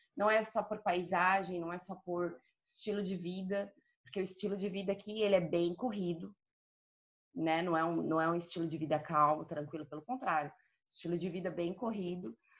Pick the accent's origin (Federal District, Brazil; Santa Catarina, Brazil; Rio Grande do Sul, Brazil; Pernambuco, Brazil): Santa Catarina, Brazil; Joinville; moved away as an adult; also born or lived in Denmark / Lebanon / Qatar / Rio de Janeiro; now in Malta; Eu sou de Santa Catarina, do sul do Brasil, Joinville